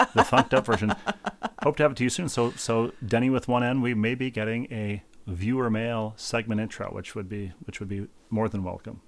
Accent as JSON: {"language": "English", "town": "Bloomington", "region": "Minnesota", "country": "United States", "tie": "born or raised there", "moved": "yes", "said": "my hometown of Bloomington"}